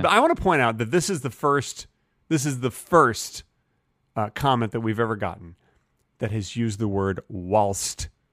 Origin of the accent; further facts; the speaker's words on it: Texas, United States; I'm a Texan